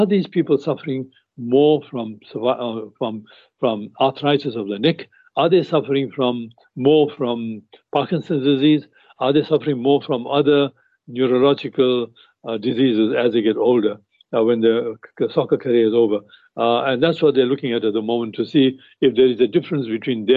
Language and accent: English; South Africa; we grew up in South Africa, playing cricket in South Africa